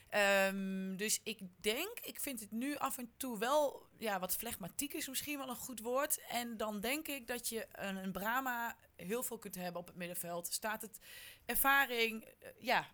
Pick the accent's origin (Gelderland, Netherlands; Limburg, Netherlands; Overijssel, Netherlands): Overijssel, Netherlands; Haaksbergen; want ik kom ook uit Haaksbergen